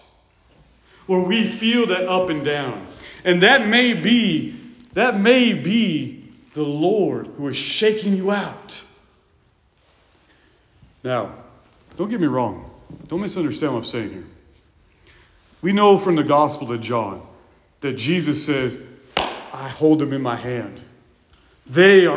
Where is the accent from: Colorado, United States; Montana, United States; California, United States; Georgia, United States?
California, United States; When I was a kid, growing up in California